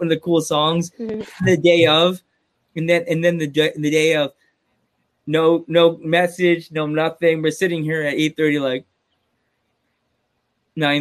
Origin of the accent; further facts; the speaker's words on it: New York, United States; growing up in New York, you get a chance to watch Madison Square Garden live on TV.